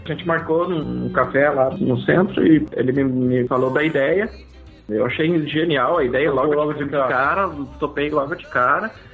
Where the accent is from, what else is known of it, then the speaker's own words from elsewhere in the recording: Santa Catarina, Brazil; moved away as an adult; also born or lived in São Paulo, Brazil; now in Canada; eu sou do sul do Brasil, de Santa Catarina. Minha família toda é de lá